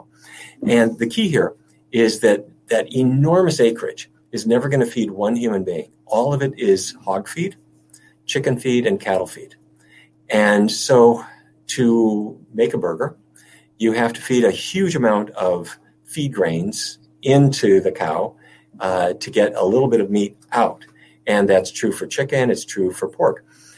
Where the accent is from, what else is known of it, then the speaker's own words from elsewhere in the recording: North Dakota, United States; moved away; I grew up in North Dakota.